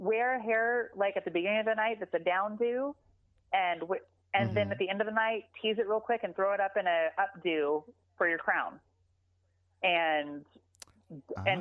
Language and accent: English; Dallas, Texas, United States; I'm from Dallas